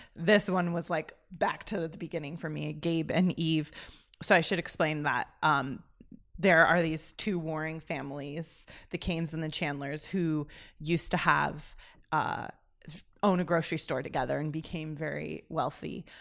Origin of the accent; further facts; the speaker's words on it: United States; also born or lived in Oxford; as an American